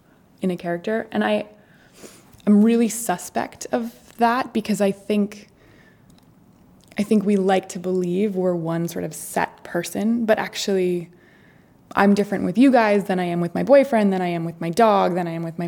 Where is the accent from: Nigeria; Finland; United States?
United States; Maine; moved away; also born or lived in New York City; we'll go to Maine, we'll shoot it in my hometown